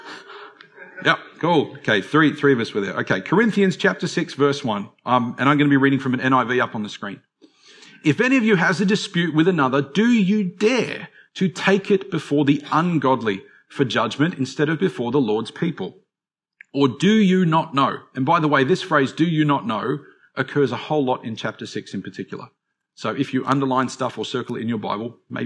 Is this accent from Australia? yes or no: yes; Australia; as Australian Christians